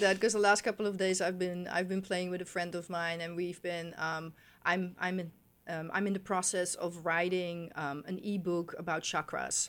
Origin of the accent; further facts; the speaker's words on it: Netherlands; moved away; I grew up in Holland